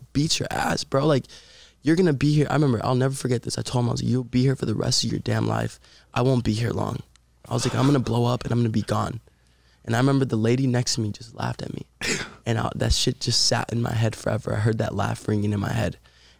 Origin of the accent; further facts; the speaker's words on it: Puerto Rico; now in Los Angeles, United States; we're both from Puerto Rico